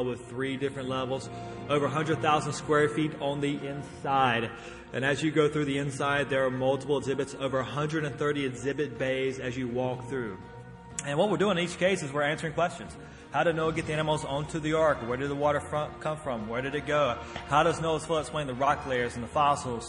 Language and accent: English; North Carolina, United States; moved away; also born or lived in Tennessee; I'm from North Carolina originally. Grew up there. Lived in Tennessee for quite a while